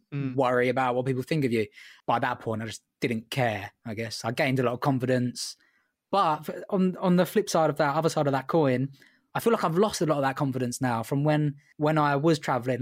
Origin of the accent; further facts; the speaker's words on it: England, United Kingdom; I'm English